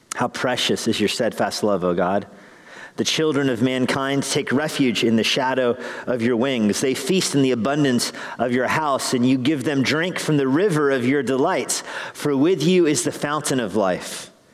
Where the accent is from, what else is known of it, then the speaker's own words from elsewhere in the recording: Albuquerque, New Mexico, United States; Growing up in Albuquerque